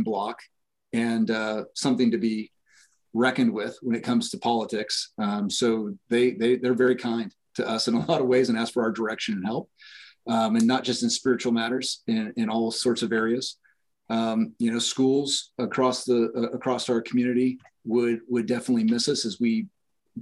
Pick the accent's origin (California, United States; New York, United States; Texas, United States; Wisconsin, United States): California, United States; Fullerton; now in Washington, Indiana, United States; I grew up in Fullerton, California